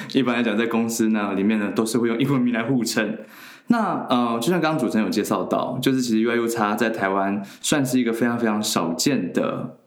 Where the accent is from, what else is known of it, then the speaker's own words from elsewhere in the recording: China; also born or lived in Taiwan; 我其实从小到大其实是在大陆长大的